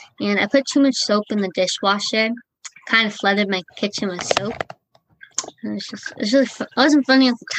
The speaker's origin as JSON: {"language": "English", "region": "Pennsylvania", "country": "United States", "said": "I'm from Pennsylvania."}